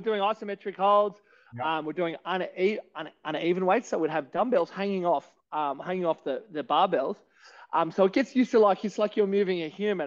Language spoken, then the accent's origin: English; Canberra, Australian Capital Territory, Australia; moved away as an adult; also born or lived in Melbourne; I'm born, bred and fed Canberra. So I grew up in Canberra